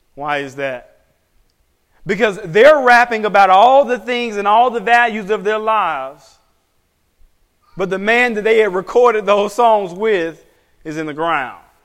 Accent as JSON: {"language": "English", "country": "United States", "said": "as an American pastor"}